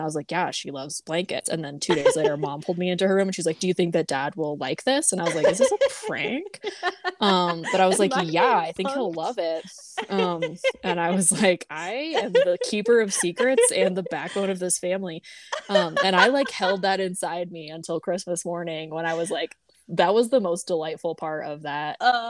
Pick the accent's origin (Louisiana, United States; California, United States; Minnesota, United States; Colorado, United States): Colorado, United States; We're from Colorado.